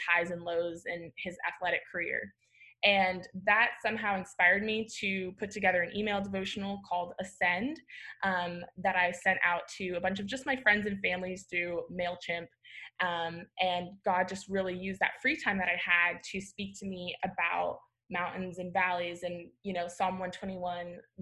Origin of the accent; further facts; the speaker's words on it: Florida, United States; moved away as an adult; also born or lived in Dallas; I grew up in Florida, so that like hiking is not a thing